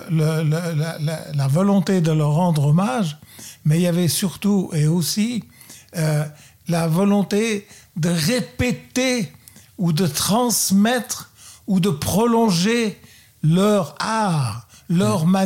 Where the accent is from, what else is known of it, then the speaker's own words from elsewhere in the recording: Luxembourg; also born or lived in Burgundy, France; now in Vallée de Joux, Switzerland; Je suis né au Luxembourg.